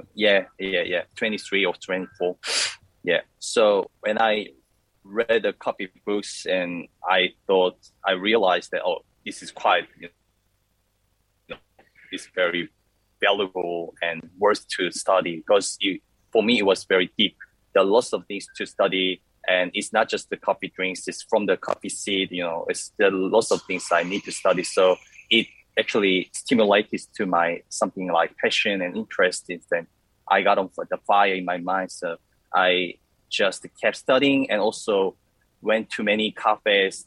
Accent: Busan, South Korea; moved away as an adult; also born or lived in Melbourne, Australia; I was born in Busan. It's a second city of South Korea

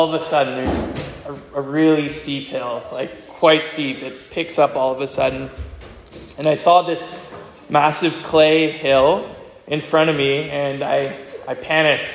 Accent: Hawkesbury, Alexandria, Dalkeith area, Ontario, Canada; moved away as an adult; now in Abbotsford, Canada; So I've lived in Manquehill and Hawkesbury, Laurier, Alexandria, Dalkeith, so I grew up in this area.

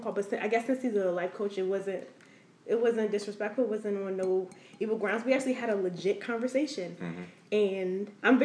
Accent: Silver Spring, Maryland, United States; I'm from Silver Spring

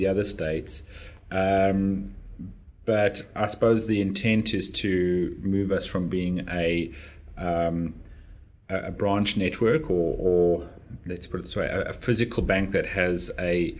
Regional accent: Johannesburg, Gauteng, South Africa; moved away as an adult; now in Brisbane, Australia; I was born in one of the inner city suburbs of Johannesburg in South Africa.

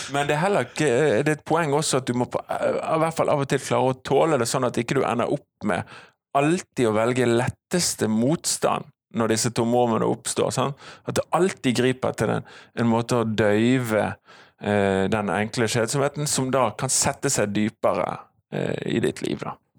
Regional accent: Bergen, Vestland, Norway; also born or lived in Canada; jeg kommer fra Halvt fra Fana og halvt fra Canada. Min, min, mor er kanadisk

